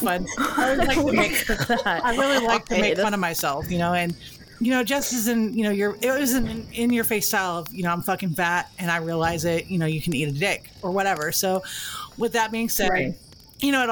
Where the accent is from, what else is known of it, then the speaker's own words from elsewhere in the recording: Texas, United States; I'm Texan